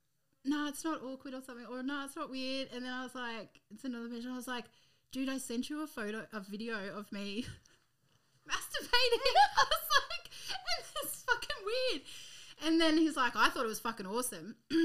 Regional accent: Muswellbrook, New South Wales, Australia; I'm from Musselbrook.

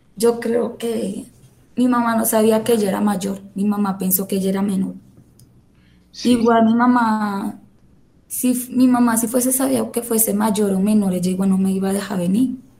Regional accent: Venezuela; now in Colombia; yo soy venezolana

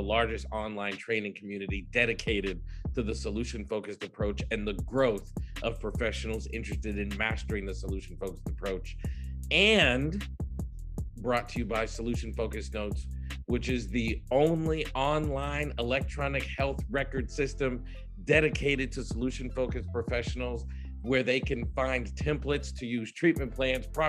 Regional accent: Massachusetts, United States; I'm from Massachusetts

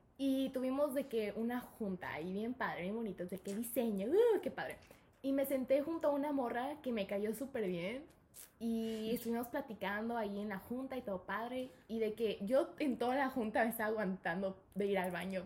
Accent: Mexico; born or raised there; also born or lived in United States / Guadalajara

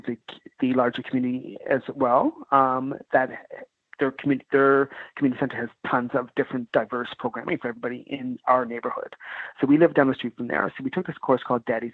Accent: Nova Scotia, Canada; moved away; also born or lived in Vancouver; growing up in Nova Scotia too as well, I guess before, big black family

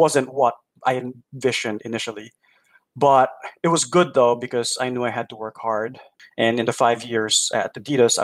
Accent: Philippines; moved away as an adult; also born or lived in New York / Durham, North Carolina; now in Milwaukee, United States; there weren't really a lot of opportunities back in the Philippines. There were some, but it was just really hard to get those roles. And so I told my parents that I was going to move to New York

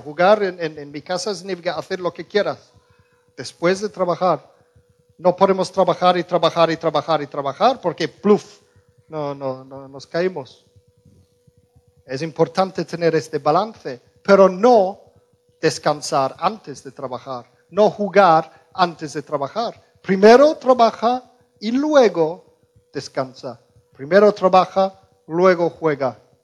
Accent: Birmingham, West Midlands, United Kingdom; Spanish is a second language; moved away; yo crecí en, Musulmanlandia, en Inglaterra, en Birmingham.

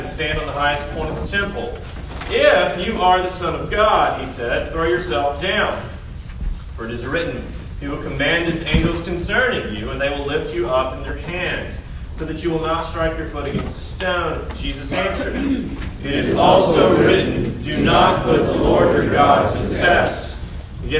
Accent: Middle Tennessee, United States; I grew up in Middle Tennessee. I grew up not too far from this area.

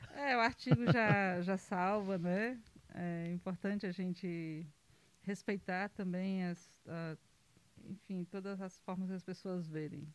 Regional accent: Pedra Branca, Brazil; Sou, sou do município de Pedra Branca

